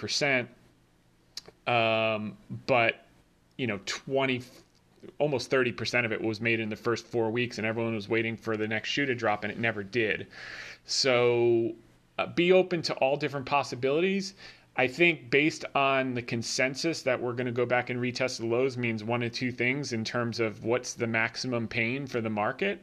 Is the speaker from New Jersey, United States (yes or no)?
yes; New Jersey, United States; I grew up in Jersey